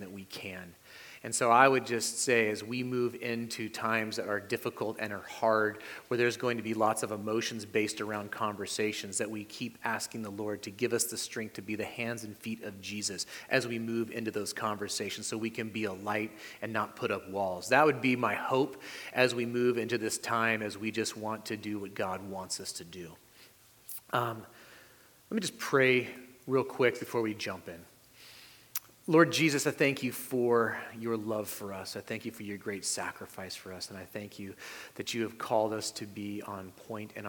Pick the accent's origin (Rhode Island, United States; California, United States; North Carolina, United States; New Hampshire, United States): California, United States; moved away; also born or lived in Salem, Oregon; I was born in California. I have family in California, but we lived in Oregon for a while